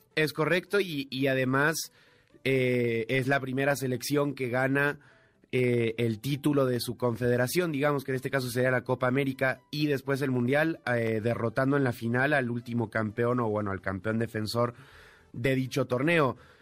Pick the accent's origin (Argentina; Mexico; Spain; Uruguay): Argentina; yo como argentino